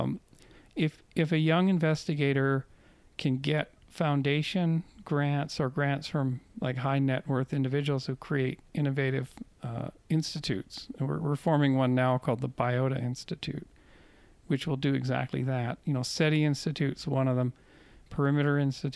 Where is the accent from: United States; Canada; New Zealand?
Canada; moved away; I'm from Canada